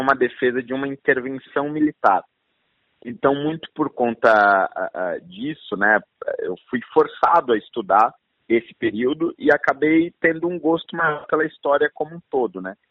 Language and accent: Portuguese; São Paulo, Brazil; eu já nasci em São Paulo e cresci em São Paulo